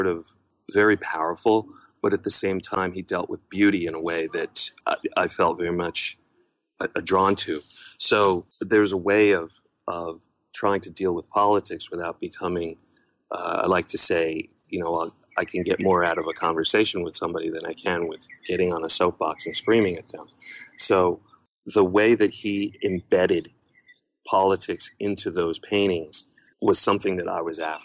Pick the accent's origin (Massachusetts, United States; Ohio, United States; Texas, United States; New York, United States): New York, United States; moved away as an adult; And I was born in New York